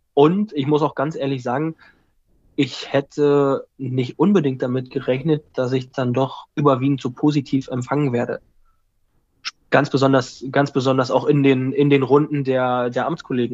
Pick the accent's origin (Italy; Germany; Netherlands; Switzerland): Germany; also born or lived in Berlin; erstmal bin ich ein Kind der Stadt